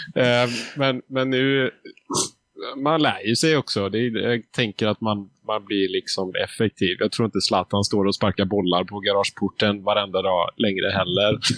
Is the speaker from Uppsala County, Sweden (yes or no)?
no; Gothenburg, Västra Götaland, Sweden; jag är nästan uppvuxen i Göteborgs eh, bakgårdar